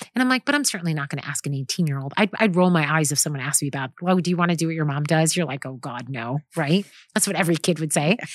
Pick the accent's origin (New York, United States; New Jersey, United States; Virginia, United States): New York, United States; now in Orange County, California, United States; living and working in Orange County, California, born and raised in New York.